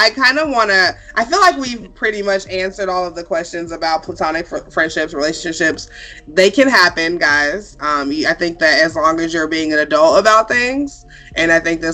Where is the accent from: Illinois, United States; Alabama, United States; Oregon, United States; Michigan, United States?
Illinois, United States; now in Nevada, United States; I'm also from Illinois